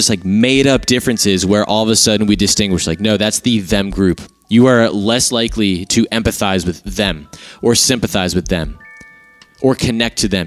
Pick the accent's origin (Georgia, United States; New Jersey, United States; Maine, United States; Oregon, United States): New Jersey, United States; Marlton; accent: Philly area; I'm from Marlton